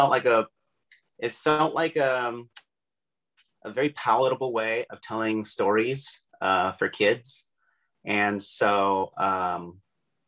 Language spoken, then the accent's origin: English; Camarillo, California, United States; also born or lived in Brooklyn, New York; I was born in Brooklyn, New York in 1975. Parents moved here when I was about 3 years old. I've lived in the Southern California area ever since I was three.